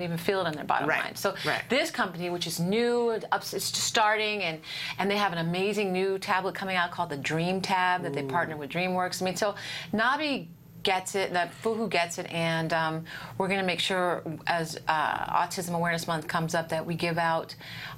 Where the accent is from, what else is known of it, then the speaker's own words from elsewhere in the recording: Philadelphia, Pennsylvania, United States; in Philly, my hometown.